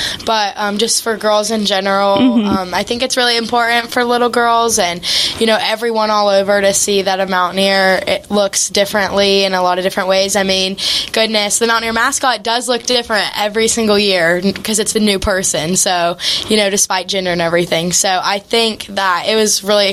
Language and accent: English; Mason County, West Virginia, United States; I'm from Mason County, West Virginia